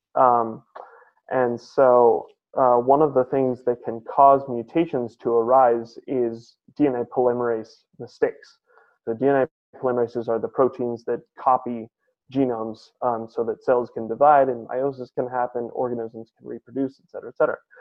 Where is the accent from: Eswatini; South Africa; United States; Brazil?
United States; San Francisco, California; I grew up in San Francisco, California